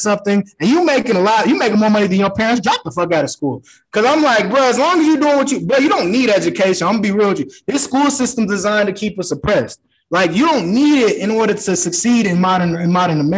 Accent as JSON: {"language": "English", "town": "Aurora", "region": "Colorado", "country": "United States", "said": "I was in Cherry Creek District. I'm from Aurora"}